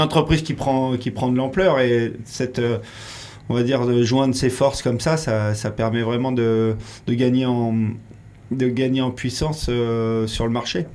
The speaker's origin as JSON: {"language": "French", "town": "Royan", "region": "Nouvelle-Aquitaine", "country": "France", "tie": "born or raised there", "said": "Moi, je suis originaire de Royan, en Charente-Maritime."}